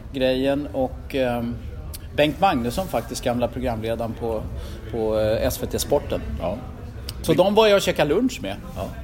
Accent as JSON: {"language": "Swedish", "town": "Stockholm", "region": "Stockholm County", "country": "Sweden", "said": "Jag var ju från Rågsved, förortskille"}